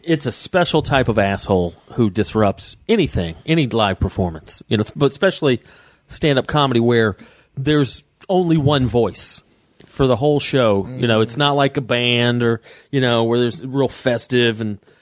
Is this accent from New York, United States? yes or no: no; Atlanta, Georgia, United States; Atlanta, my hometown.